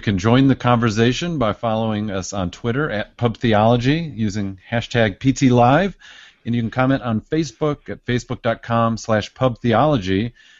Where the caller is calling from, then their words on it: Michigan, United States; I'm tuning in from Michigan, drinking a local beer from Saugatuck Brewing.